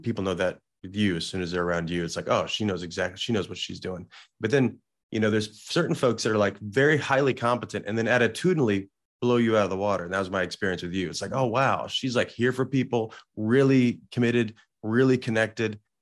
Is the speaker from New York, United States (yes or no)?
no; Salem, Illinois, United States; now in West Hollywood, United States; I grew up in a small town in southern Illinois